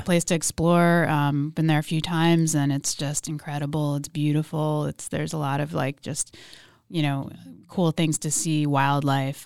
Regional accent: Philadelphia, Pennsylvania, United States; moved away as an adult; also born or lived in New York / Oceanside / Bay Area; I grew up in Philadelphia.

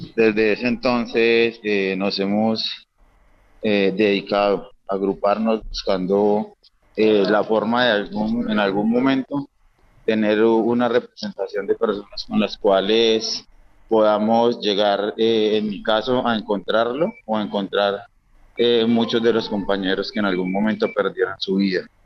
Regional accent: Quebrada Nueva, Valle del Cauca, Colombia; nosotros somos de un pueblo del Valle del Cauca, se llama Quebrada Nueva

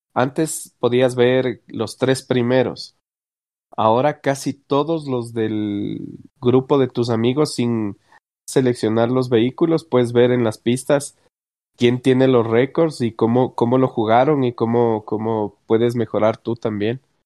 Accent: Ecuador; yo que soy de Ecuador

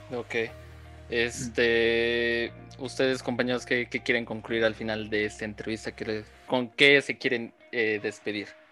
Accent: Mexico; nosotros como mexicanos

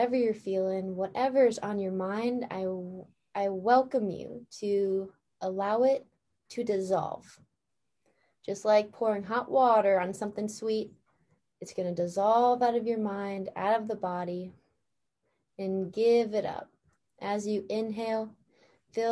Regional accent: Escanaba, Michigan, United States; we grew up in the same town. And for anyone who doesn't know, we're both from Escanaba

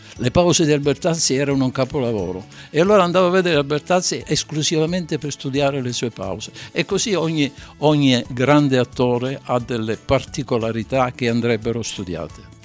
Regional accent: Sicily, Italy; now in Veneto, Italy; non sono veneto, sono siciliano, ma sono veneto di adozione

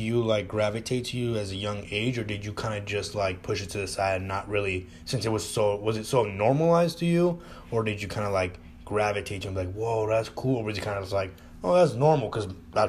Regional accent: West Coast, United States; because we're from the West Coast?

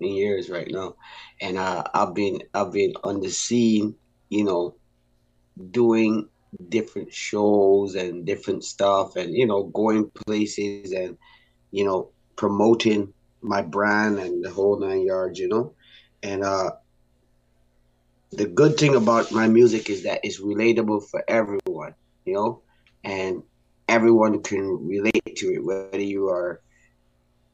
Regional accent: Barbados; I grew up in Barbados

